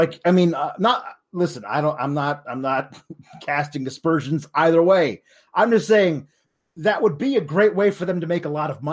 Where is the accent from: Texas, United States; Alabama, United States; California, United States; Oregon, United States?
Oregon, United States; I watched it in Oregon when I was growing up